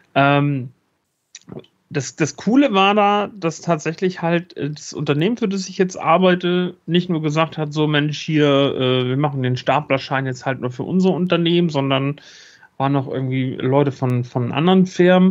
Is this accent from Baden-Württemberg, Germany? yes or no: no; Schleswig-Holstein, Germany; bei uns in Schleswig-Holstein